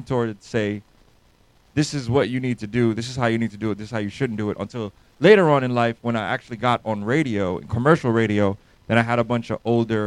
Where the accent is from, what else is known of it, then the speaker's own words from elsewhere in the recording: New York City, New York, United States; now in Atlanta, United States; I'm from New York, born and raised in New York City.